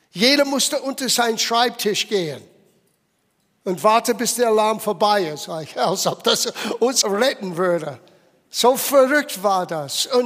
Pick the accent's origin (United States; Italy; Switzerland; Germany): United States; German is a second language; Und ich erinnere mich als kleines Kind in der Grundschule zu sein und wir hatten Übungen für eine Atombombe. Stell dir vor. Ich meine, es hat sich in einiger gewisser Hinsicht in Amerika nicht so viel verändert.